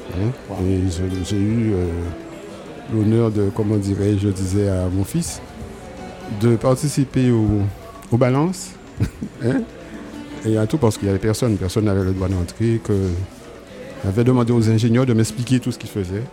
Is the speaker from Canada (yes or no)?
no; Marie-Galante, Guadeloupe; also born or lived in Pointe-à-Pitre; j'ai grandi en, grande partie à marie